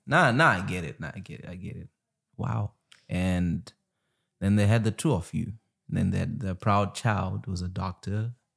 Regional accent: Zimbabwe; moved away; I come from Zimbabwe where you don't get rocked

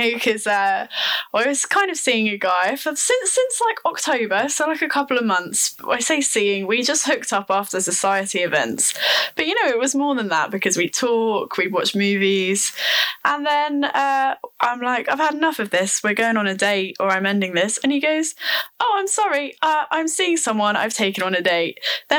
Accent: Norwich, East of England, United Kingdom; moved away as an adult; now in Leeds, United Kingdom; I'm from Norwich, the best place in the country.

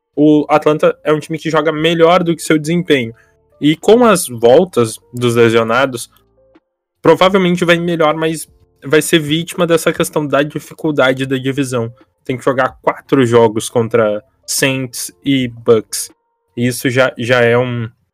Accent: Porto Alegre, Rio Grande do Sul, Brazil; sou aqui de, de Porto Alegre

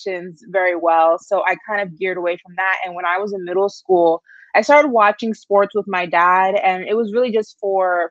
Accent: New York, United States; I'm a New Yorker, and growing up in New York, I was heavily involved with acting and modeling as a very young kid

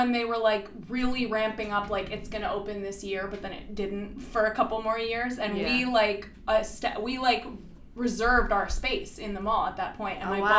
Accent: New Jersey, United States; we are from New Jersey and we've lived the whole history of Xanadu.

